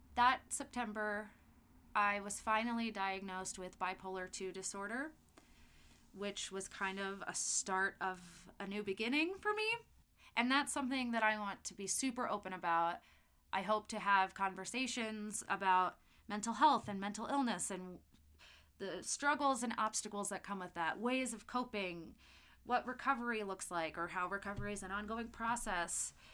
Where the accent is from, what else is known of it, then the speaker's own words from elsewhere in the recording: Festus, Missouri, United States; I was born and raised in Festus, Missouri, which is about an hour south of St. Louis.